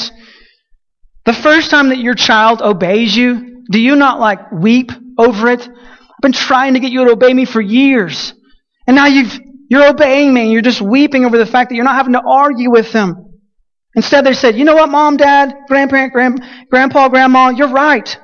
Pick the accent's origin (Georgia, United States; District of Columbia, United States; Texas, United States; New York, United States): Texas, United States; Colorado City; Champion Creek Reservoir is one of the lakes in my hometown, south of my city